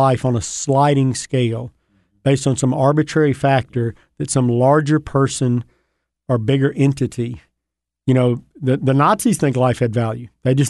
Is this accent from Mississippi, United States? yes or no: yes; Mississippi, United States; You know, I grew up in North Mississippi.